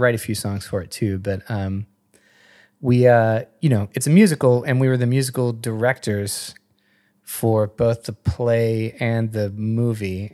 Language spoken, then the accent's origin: English; Madison, West Virginia, United States; moved away; I am from West Virginia